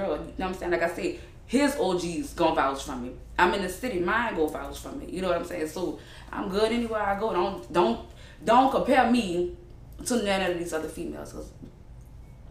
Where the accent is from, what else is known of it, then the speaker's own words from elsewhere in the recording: New Orleans, Louisiana, United States; accent: New Orleans; now in Houston, United States; I'm from New Orleans, out the east, before Katrina